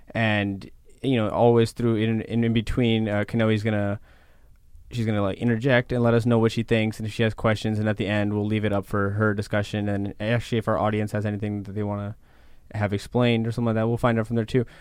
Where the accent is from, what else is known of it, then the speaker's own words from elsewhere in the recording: Texas, United States; I'm from Texas